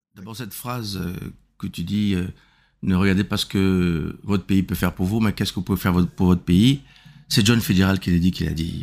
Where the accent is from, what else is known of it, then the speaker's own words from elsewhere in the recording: Republic of the Congo; moved away as an adult; also born or lived in Germany / Lyon, France; je suis né au Congo euh, le 1er juillet 1959. Et euh, voilà, j'ai fait toutes mes études ici